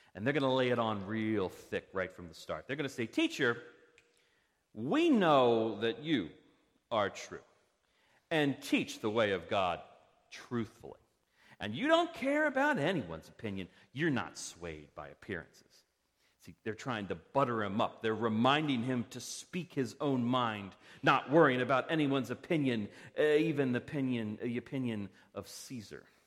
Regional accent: Parkville, Maryland, United States; now in Reisterstown, United States; I grew up in Parkville. I'm a resident of Reisterstown.

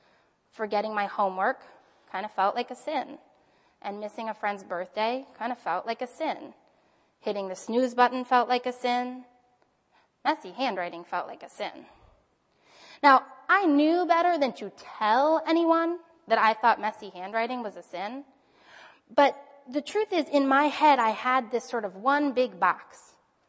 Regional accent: United States; I grew up as an American with American advertising

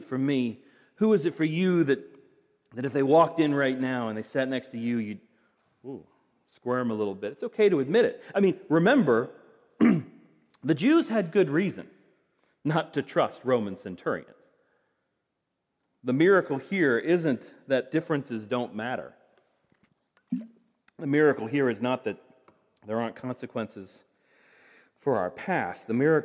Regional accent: United States; I'm an American

